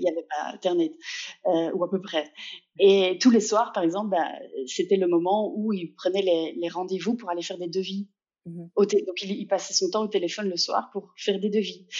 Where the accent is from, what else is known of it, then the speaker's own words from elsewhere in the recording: Liège, Wallonia, Belgium; je suis liégeoise, euh, donc si on se demande d'où vient un petit accent par moment, euh, il vient de là.